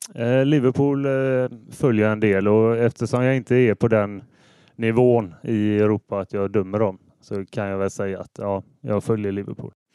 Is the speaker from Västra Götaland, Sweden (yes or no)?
yes; Hålanda, Västra Götaland, Sweden; Jag är född i eh, Hålanda, så eh, jag är från kommunen. Eh, norra Ale kommun. Och jag bor i Hålanda ännu.